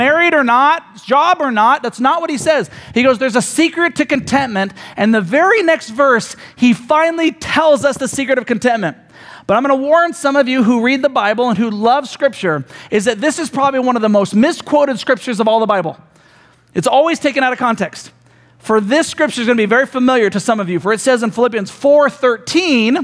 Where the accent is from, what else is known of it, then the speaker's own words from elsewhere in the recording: United States; we as Americans